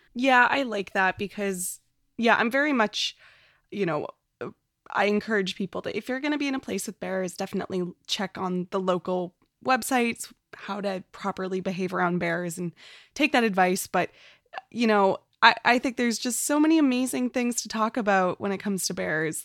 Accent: Canada; as a Canadian

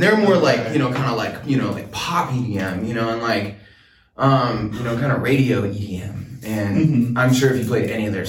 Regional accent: Bellingham, Washington, United States; I was born in Bellingham, okay?

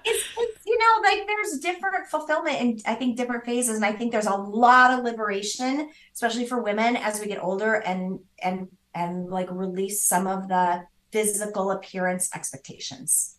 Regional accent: Midwest, United States; I grew up in the Midwest

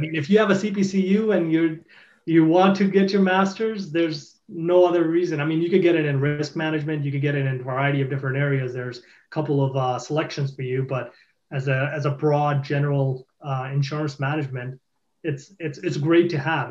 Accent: Boston, Massachusetts, United States; I'm from Boston

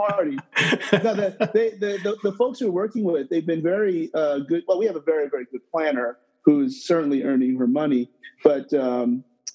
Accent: Toms River, New Jersey, United States; moved away as an adult; now in New York, United States; Born in New York, but not raised. Okay. Raised in Tom's River, New Jersey

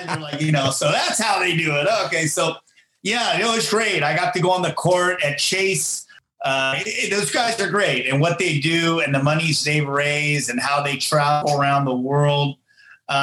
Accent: Fremont, California, United States; in my hometown, still in Fremont

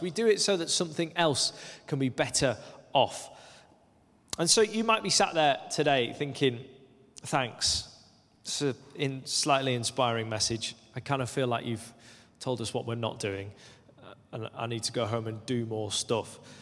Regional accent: Lake District, North West England, United Kingdom; moved away as an adult; also born or lived in Aberdeen, Scotland; When I was nineteen, I moved from the Lake District, where I'd grown up, uh, to the northeast of Scotland, to Aberdeen.

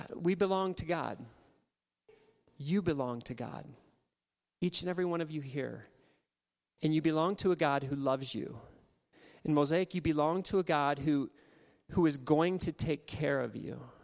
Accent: Ohio, United States; now in Nebraska, United States; I grew up in Ohio

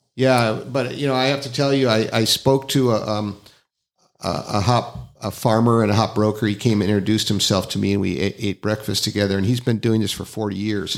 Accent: Northern California, United States; moved away; I'm, I'm from Northern California

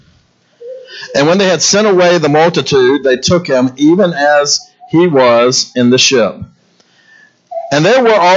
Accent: Baton Rouge, Louisiana, United States; moved away; Being from Baton Rouge, Louisiana, I'm a Cajun boy

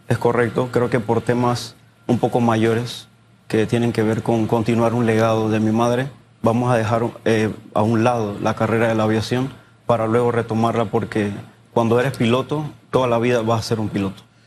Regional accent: Panama; todos somos panameños

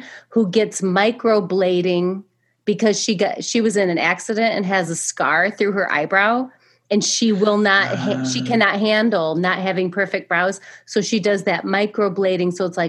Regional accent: Michigan, United States; also born or lived in Indiana; Because Alison is from Wisconsin, and I am from Michigan and Indiana, but Indiana now.

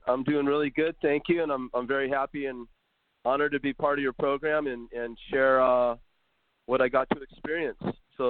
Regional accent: Los Angeles, California, United States; also born or lived in San Diego / Carlsbad; I grew up in Southern California, kind of in the South Bay, San Pedro, Palos Verdes area of Los Angeles County.

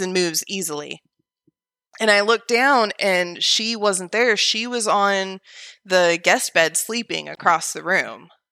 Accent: Oregon, United States; moved away as an adult; also born or lived in Vancouver, Washington; now in Alabama, United States; from Oregon, which is where I was originally born and raised

